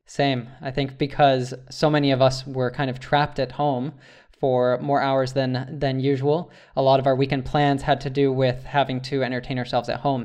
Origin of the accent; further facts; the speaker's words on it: United States; as an American